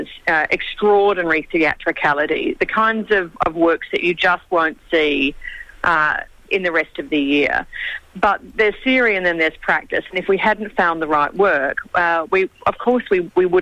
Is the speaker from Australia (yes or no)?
yes; Adelaide, South Australia, Australia; moved away as an adult; also born or lived in Sydney; The Adelaide Festival had a huge influence on me growing up in Adelaide